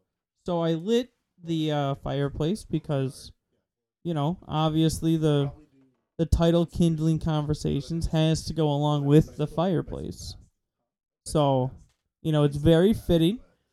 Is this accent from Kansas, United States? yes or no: no; Wisconsin, United States; And we're from Wisconsin.